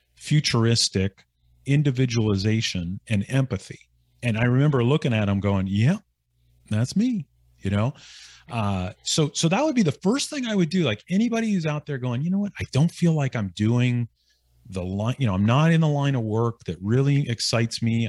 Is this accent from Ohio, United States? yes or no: yes; Northeastern Ohio, United States; moved away; my hometown